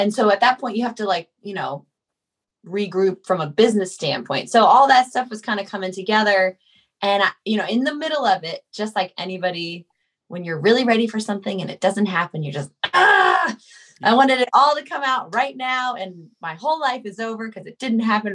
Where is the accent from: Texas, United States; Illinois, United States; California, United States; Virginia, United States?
California, United States; I'm from California